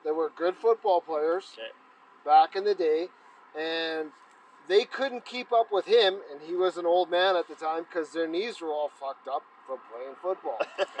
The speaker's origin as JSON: {"language": "English", "town": "Edmonton", "region": "Alberta", "country": "Canada", "tie": "born or raised there", "said": "I grew up in Edmonton."}